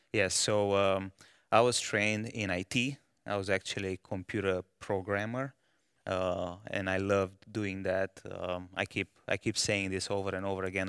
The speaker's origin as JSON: {"language": "English", "country": "Romania", "tie": "born or raised there", "moved": "as an adult", "lives_now": "Malawi", "said": "I was born in, uh, Romania"}